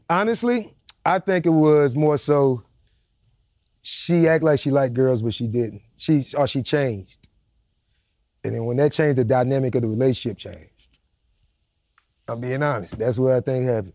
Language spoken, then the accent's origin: English; Jacksonville, Florida, United States; I was straight out the worst part of Jacksonville